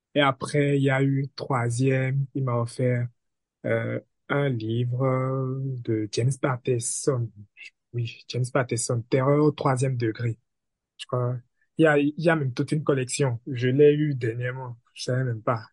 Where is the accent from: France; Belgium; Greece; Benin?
Benin; je suis béninois